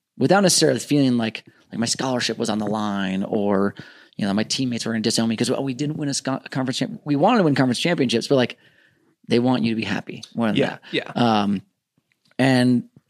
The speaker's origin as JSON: {"language": "English", "region": "Minnesota", "country": "United States", "tie": "born or raised there", "also_born_or_lived": "Southern California", "moved": "as an adult", "said": "I grew up in Minnesota"}